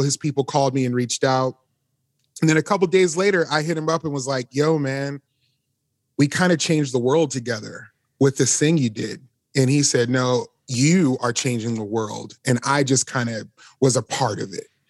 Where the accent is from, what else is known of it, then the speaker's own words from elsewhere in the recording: Las Vegas, Nevada, United States; now in Nashville, United States; We both grew up in Las Vegas